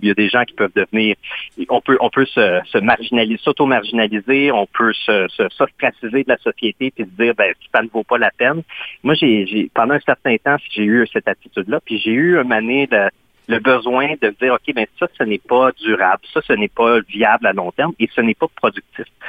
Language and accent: French; Quebec, Canada; first language French; moved away as an adult; also born or lived in Ottawa region; je viens du Québec, j'ai grandi au Québec